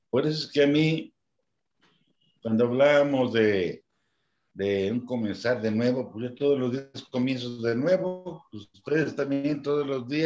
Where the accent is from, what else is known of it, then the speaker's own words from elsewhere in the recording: Guadalajara, Jalisco, Mexico; moved away as an adult; now in Morelos, Mexico; yo me vine acá, llegué aquí a Morelos, al estado de Morelos de 28, de 24 años. Vine de Guadalajara, me han puesto una gerencia para el estado de Morelos.